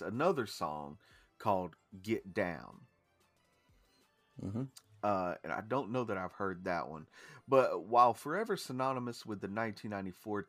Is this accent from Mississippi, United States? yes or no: no; Georgia, United States; I'm from Georgia.